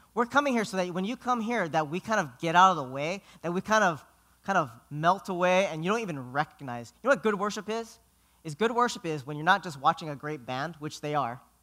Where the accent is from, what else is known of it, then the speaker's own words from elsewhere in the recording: Philippines; I'm Filipino.